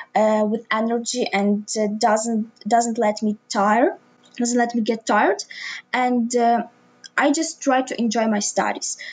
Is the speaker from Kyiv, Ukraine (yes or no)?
no; Lviv, Lviv Oblast, Ukraine; also born or lived in Drohobych; I was born in Lviv, which is pretty a big city in the west of Ukraine.